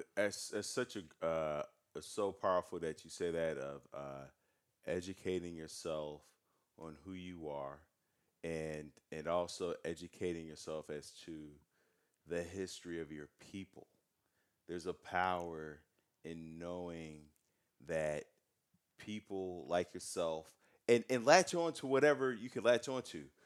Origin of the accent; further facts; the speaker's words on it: United States; I'm an American. I was born in this country